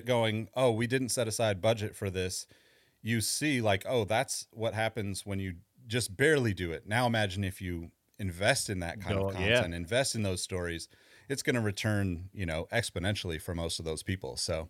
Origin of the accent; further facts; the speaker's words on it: California, United States; You know, I'm from California. I'm kind of one of those diehard California people that's likely never leaving.